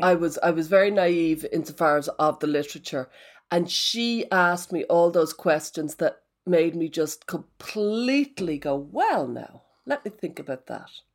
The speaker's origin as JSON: {"language": "English", "country": "Ireland", "said": "I'm Irish, so all my life took place in pubs."}